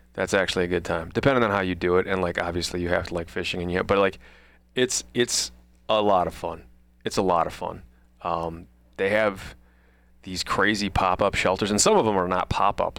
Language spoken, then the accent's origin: English; Midwest, United States; I was a kid from the Midwest